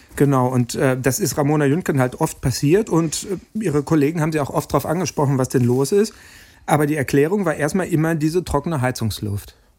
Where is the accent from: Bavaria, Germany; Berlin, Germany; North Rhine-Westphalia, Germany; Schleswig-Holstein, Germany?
North Rhine-Westphalia, Germany; Dortmund; ich selber ein gebürtiger Dortmunder bin